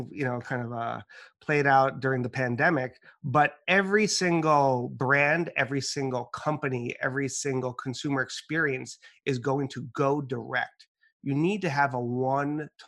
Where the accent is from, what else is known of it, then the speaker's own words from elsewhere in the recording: New York, United States; My family's from the Dominican Republic, but I was born and raised in New York.